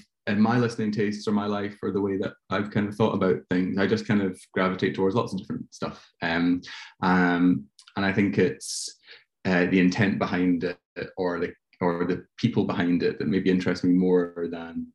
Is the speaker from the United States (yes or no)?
no; Glasgow, Scotland, United Kingdom; moved away as an adult; now in London, United Kingdom; I grew up in Glasgow, and I studied in Glasgow for a few years